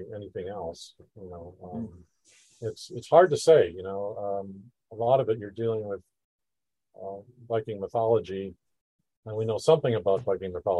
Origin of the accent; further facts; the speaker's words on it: United States; I grew up in the United States